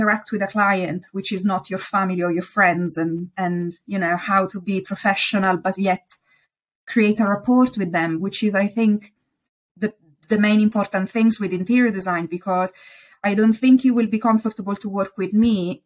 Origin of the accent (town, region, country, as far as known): Italy; accent: Italian; English is a second language; now in United Kingdom